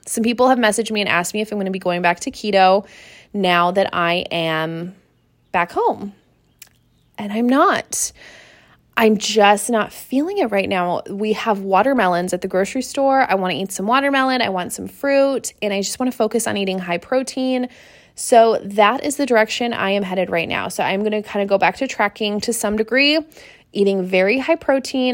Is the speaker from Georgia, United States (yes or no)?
no; Seattle, Washington, United States; moved away; I am from Seattle. I grew up in Seattle